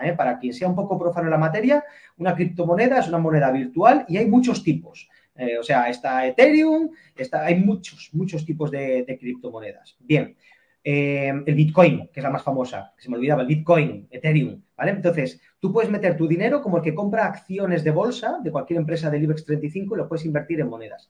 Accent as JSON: {"language": "Spanish", "country": "Spain", "said": "nosotros como españoles"}